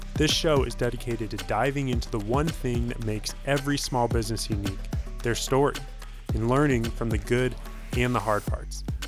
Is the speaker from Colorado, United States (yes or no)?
yes; Northern Colorado, United States; growing up in Northern Colorado